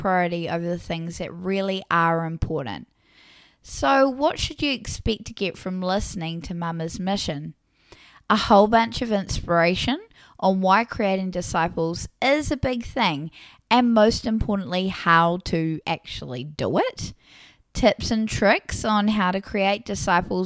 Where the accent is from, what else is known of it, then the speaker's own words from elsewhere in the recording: New Zealand; accent: New Zealand; I live in what some describe as the Garden of Eden, aka New Zealand, as if it wasn't obvious due to my accent.